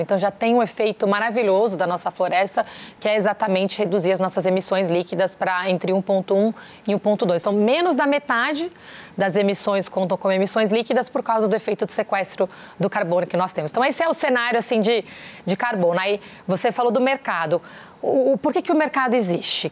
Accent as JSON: {"language": "Portuguese", "country": "Brazil", "said": "revoltante como brasileira, como cidadã"}